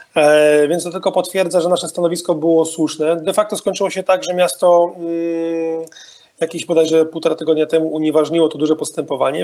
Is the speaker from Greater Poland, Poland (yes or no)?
no; Wrocław, Lower Silesian Voivodeship, Poland; pochodzę z tego miasta